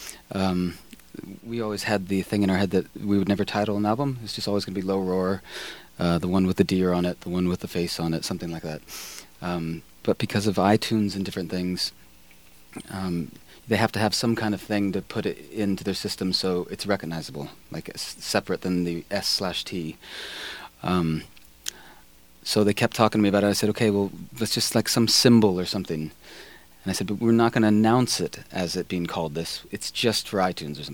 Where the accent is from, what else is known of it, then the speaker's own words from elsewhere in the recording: California, United States; moved away as an adult; now in Iceland; I'm from California